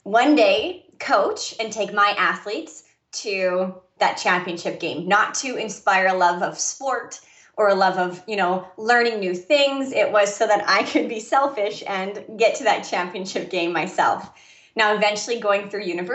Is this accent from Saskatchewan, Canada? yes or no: yes; Saskatchewan, Canada; moved away; I'm originally from Canada. And for me in Saskatchewan